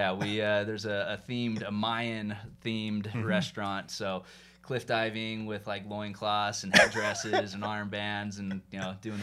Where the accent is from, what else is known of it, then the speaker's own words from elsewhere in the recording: Atlanta, Georgia, United States; now in Utah, United States; So yeah, grew up as the extreme minority in my high school, and then I moved out to Utah and became quickly immersed in the majority and kind of blended in and lost what was my identity growing up in Atlanta and refound myself.